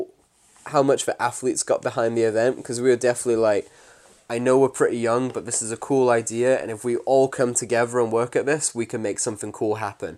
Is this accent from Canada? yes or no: no; Warrington, North West England, United Kingdom; I'm from Warrington